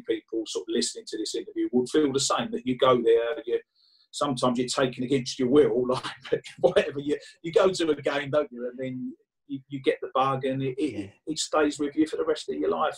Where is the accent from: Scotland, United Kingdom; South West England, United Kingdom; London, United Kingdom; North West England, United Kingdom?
London, United Kingdom; I was born in West Ham